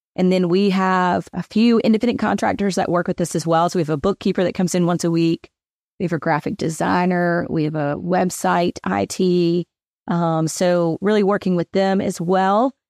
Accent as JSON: {"language": "English", "town": "Hendersonville", "region": "Tennessee", "country": "United States", "tie": "born or raised there", "also_born_or_lived": "Knoxville, Tennessee", "moved": "as an adult", "lives_now": "Memphis, United States", "said": "I was born in Hendersonville, Tennessee, which is just north of Nashville"}